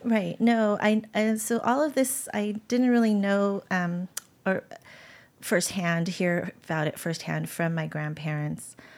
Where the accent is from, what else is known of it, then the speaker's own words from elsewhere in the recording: San Francisco, California, United States; my time growing up in San Francisco